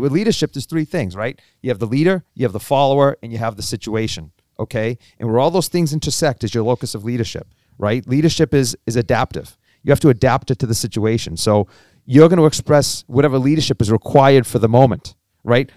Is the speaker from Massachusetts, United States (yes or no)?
yes; Cambridge, Massachusetts, United States; born and raised in Cambridge